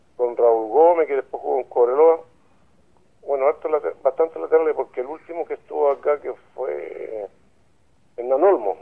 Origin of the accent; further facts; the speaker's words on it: Lota, Biobío, Chile; Yo vivo acá en Camilo La Barría, pero yo soy nacido y criado en Lota